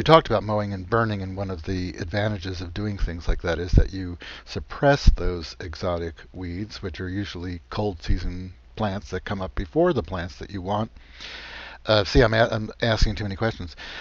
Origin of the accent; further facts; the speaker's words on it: New Jersey, United States; accent: New Jersey; this is my New Jersey accent.